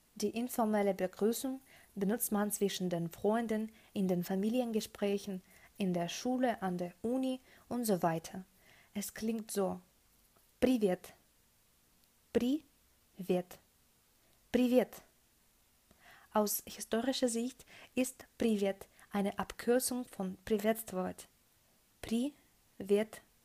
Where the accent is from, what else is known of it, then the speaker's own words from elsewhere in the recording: Russia; German is a second language; also born or lived in Krasnoyarsk; ich bin Russin und ich wohne im geografischen Herzen Russlands, und zwar in Krasnojarsk